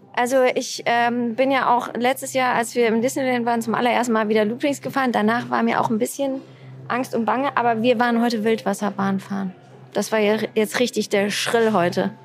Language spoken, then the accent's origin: German; Siegen, North Rhine-Westphalia, Germany; ich komme ja auch aus Siegen